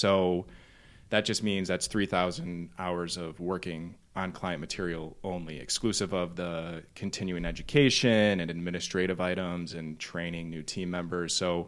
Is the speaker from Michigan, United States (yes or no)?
yes; Novi, Michigan, United States; taking it all the way back to where I come from is Novi, Michigan. So a little bit west of here. And I grew up in Novi. I'm one of three brothers